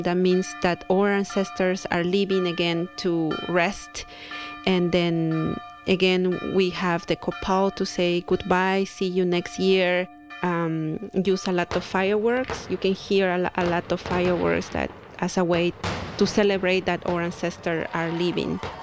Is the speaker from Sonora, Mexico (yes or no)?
no; Santiago Matatlán, Oaxaca, Mexico; I am from Oaxaca, Mexico to be specific, I'm from Santiago Matatlan, which is a little pueblo, little village, not little anymore. And we speak Zapoteco